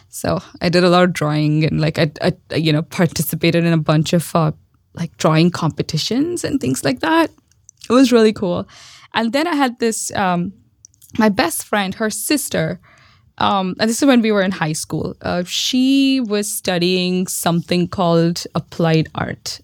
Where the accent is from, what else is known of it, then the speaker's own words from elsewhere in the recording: Mumbai, Maharashtra, India; moved away as an adult; also born or lived in Austin; now in Bay Area, United States; I grew up in Mumbai. Well, not just grew up, I was born in Mumbai